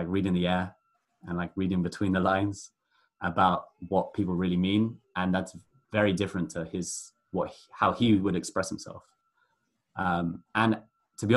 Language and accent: English; London, United Kingdom; moved away as an adult; growing up in London, is that it's just so multicultural